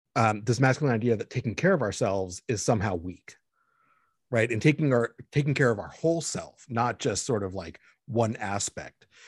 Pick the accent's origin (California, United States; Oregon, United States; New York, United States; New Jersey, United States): California, United States; Los Angeles; also born or lived in Mexico; I was born in Mexico, raised in Los Angeles